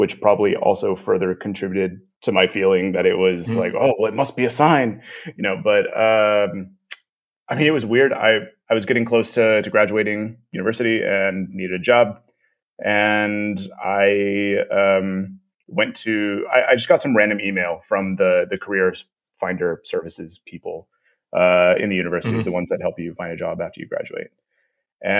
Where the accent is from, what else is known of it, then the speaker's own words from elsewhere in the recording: Corpus Christi, Texas, United States; moved away as an adult; also born or lived in Austin, Texas / South Korea / Romania; now in Prague, Czech Republic; I'm originally from South Texas, Corpus Christi, Texas. I grew up there